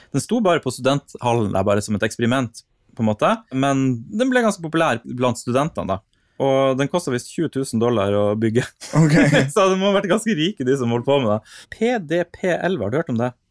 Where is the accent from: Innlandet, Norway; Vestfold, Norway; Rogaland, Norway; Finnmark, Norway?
Finnmark, Norway; Vadsø; moved away; Og når jeg vokste opp i Vadsø, så fantes det ikke en eneste arkademaskin i hele byen